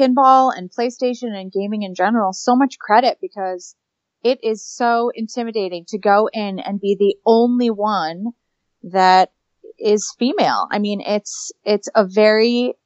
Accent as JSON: {"language": "English", "town": "Syracuse", "region": "New York", "country": "United States", "tie": "born or raised there", "said": "I love Syracuse. I was raised in Syracuse."}